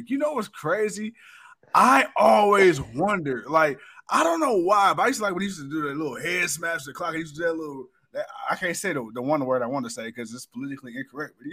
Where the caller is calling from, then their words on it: Ontario, Canada; I'm watching from Ontario, Canada. Shout out to our Canadian folks.